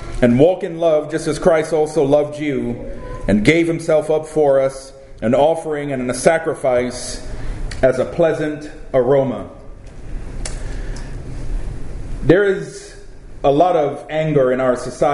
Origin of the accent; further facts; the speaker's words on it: Trinidad & Tobago; also born or lived in California; now in Florida, United States; I was born in Trinidad. That's where I was baptized.